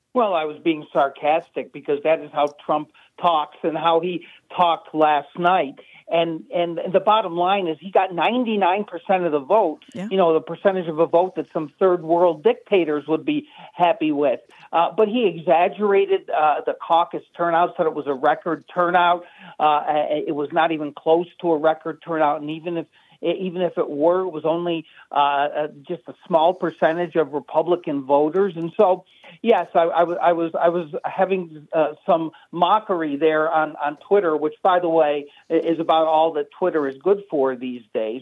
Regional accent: Nevada, United States; my home state of Nevada

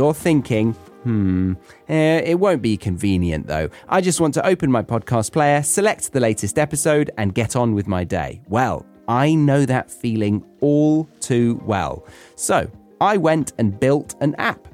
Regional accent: Surrey, South East England, United Kingdom; moved away as an adult; being back in the country where I started is that I no longer feel different

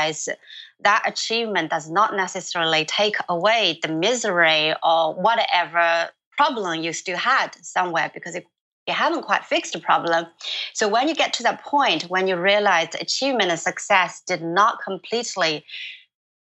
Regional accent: China; moved away; my village, in my hometown

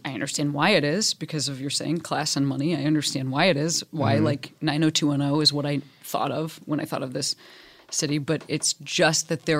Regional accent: Midwest, United States; when I thought about LA growing up in the Midwest, like I thought for sure about, well, I mean, number one, I thought like everybody was surfing.

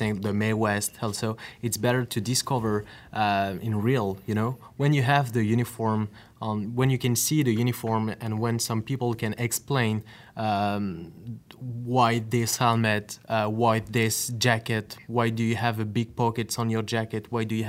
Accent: Normandy, France; we are from Normandy

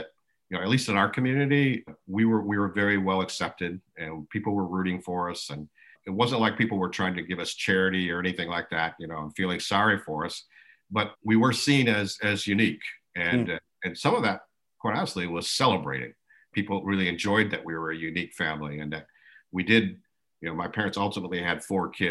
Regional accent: West Michigan, United States; first language American Sign Language; English is a second language; also born or lived in Colorado; I grew up here in Michigan, in West Michigan

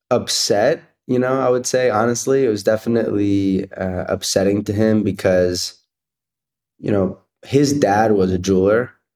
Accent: Cherry Hill, New Jersey, United States; So I grew up in South Jersey, in Cherry Hill, New Jersey, and my parents are both immigrants from Israel

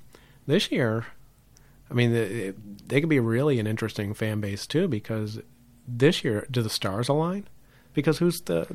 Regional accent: Chicago, Illinois, United States; I grew up in Chicago, and God, that city was nuts for the Bears in 85.

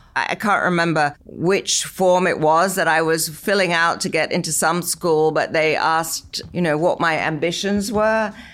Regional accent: London, United Kingdom; now in United States; I was growing up in London in the sixties

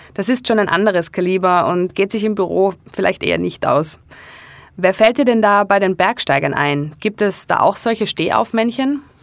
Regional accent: Innsbruck, Tyrol, Austria; in meiner Heimatstadt Innsbruck

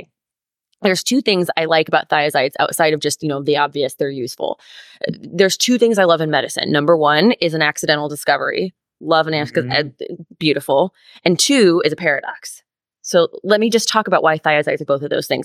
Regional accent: Wisconsin, United States; my home state of Wisconsin

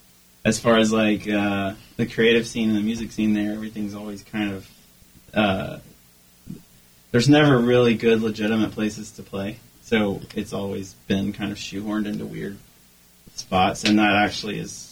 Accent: Durham, North Carolina, United States; now in Greensboro, United States; I grew up in Durham. When I was 13.

